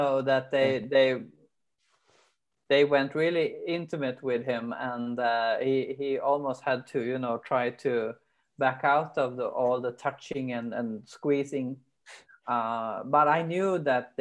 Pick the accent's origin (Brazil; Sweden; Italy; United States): Sweden; English is a second language; also born or lived in Britain; in Sweden we have this cheese sleezer